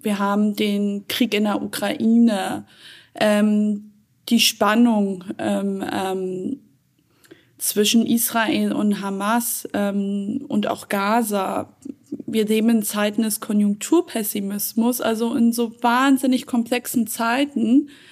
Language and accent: German; Germany; In erster Linie sehe ich mich als Deutsche, da ich in Deutschland geboren und aufgewachsen bin